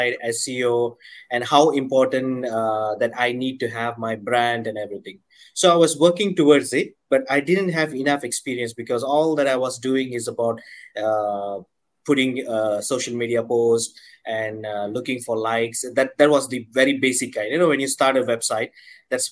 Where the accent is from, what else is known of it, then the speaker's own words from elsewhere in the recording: Malaysia; I'm from Malaysia